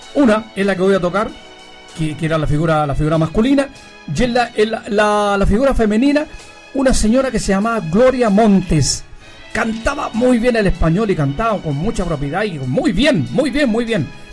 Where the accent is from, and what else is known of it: Chile